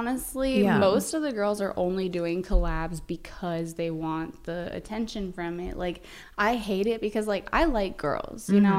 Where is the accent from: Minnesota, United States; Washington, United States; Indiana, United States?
Washington, United States; Vancouver; moved away as an adult; now in Los Angeles, United States; I grew up in Vancouver, Washington.